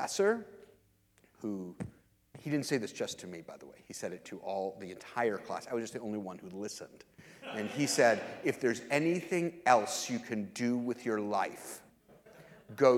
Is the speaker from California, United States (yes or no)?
no; Lansing, Michigan, United States; now in Kansas City, United States; I'm from Lansing, Michigan, originally